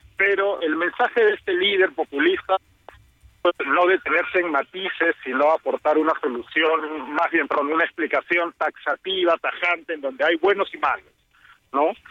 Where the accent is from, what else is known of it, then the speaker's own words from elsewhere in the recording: Peru; yo soy peruano